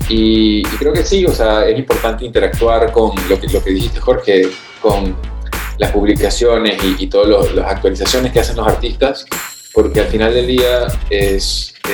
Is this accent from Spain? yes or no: no; Venezuela; also born or lived in New York, United States; now in Panama; Yo soy originalmente de Venezuela, aunque ahora estoy radicado en Panamá, mis papás son de Perú, eh, viví seis años en Nueva York, soy un poquito de todos lados y de ningún lado del todo.